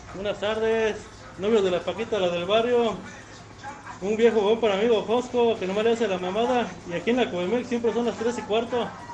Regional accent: State of Mexico, Mexico; la zona del Estado de México, mi terruño

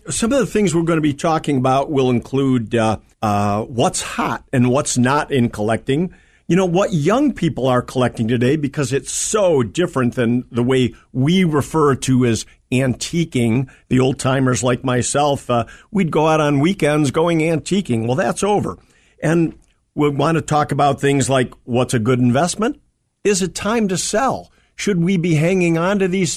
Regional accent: Berwyn, Illinois, United States; also born or lived in Union, Illinois; I lived in Berwyn, Illinois

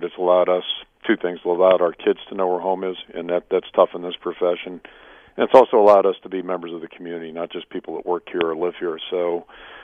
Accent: Pittsburgh, Pennsylvania, United States; moved away as an adult; now in Iowa City, United States; growing up in Pittsburgh

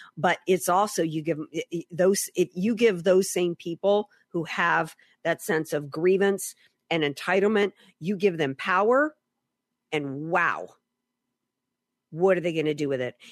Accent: Deep South, United States; moved away; I grew up in the Deep South

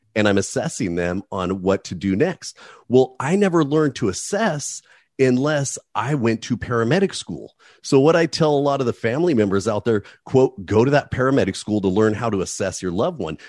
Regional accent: Hemet, California, United States; also born or lived in Oakland, California; running amuck around a little town named Hemet, California

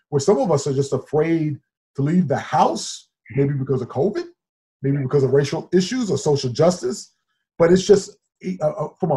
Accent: New York City, New York, United States; moved away as an adult; also born or lived in Huntington, New York / Centerport, New York; now in Illinois, United States; I grew up in Queens, and then obviously half of the Queens, and obviously half of it on Long Island and Huntington, Centerport area

